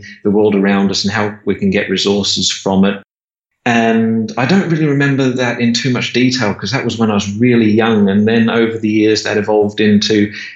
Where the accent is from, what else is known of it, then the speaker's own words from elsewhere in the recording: Perth, Western Australia, Australia; So I grew up in Perth, Western Australia. I've pretty much lived here all my life.